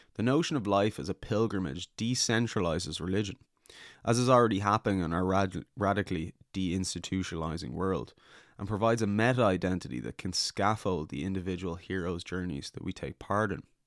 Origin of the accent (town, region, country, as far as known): Ireland